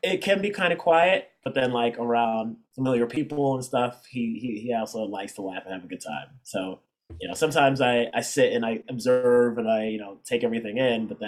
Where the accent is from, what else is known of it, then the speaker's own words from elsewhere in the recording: Maryland, United States; also born or lived in Ghana; my brother and I were born and raised in Maryland